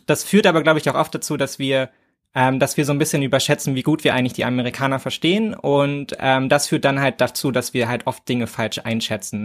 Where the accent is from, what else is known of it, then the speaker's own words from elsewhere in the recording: Berlin, Germany; ich als Berliner